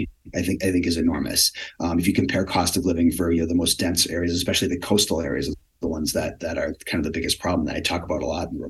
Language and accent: English; Wisconsin, United States; moved away as an adult; also born or lived in New York City / Washington, D.C. area; I grew up in Wisconsin, ended up in New York City, living in the D.C. area for a while